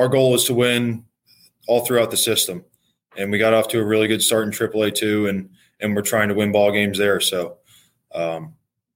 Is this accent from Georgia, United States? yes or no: no; outside DC, Maryland, United States; also born or lived in Washington, D.C.; I grew up in Maryland, a little bit outside of DC.